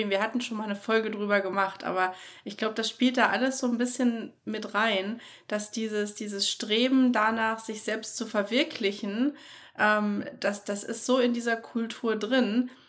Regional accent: Germany; also born or lived in Florida; now in United States; als Deutscher

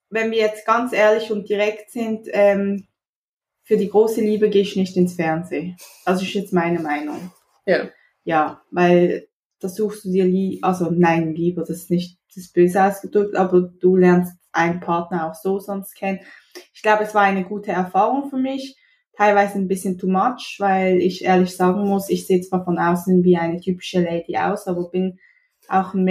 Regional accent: Basel, Basel-Stadt, Switzerland; Ich komme aus der schönen Schweiz, um genauer zu sein, aus Basel. Das ist in der Nähe von Zürich.

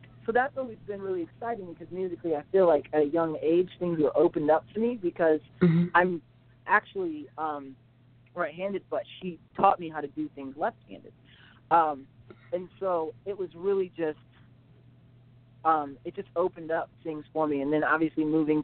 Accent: Tecumseh, Michigan, United States; also born or lived in Pennington, Michigan; I'm from Tecumseh, Michigan. It's a very small city.

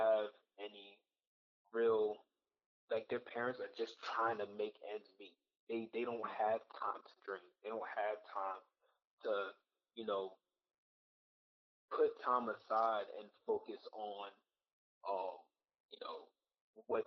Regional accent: United States; My parents are Haitian. They both were born and raised in Haiti, while I was born and raised in the United States.

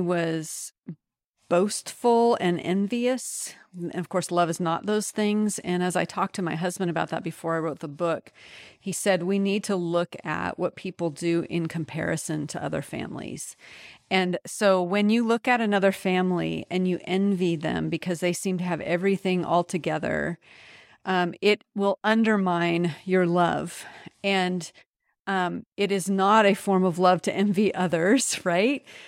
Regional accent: United States; also born or lived in France; as an American

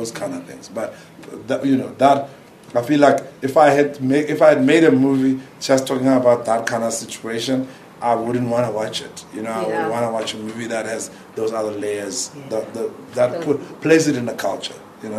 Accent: South Africa; Me, I think I'm known as a South African entity.

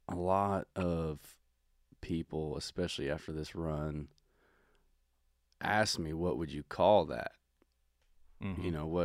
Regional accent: Georgia, United States; moved away as an adult; also born or lived in Chattanooga, Tennessee; now in Los Angeles, United States; it was my 30th birthday, and I'm being from Georgia.

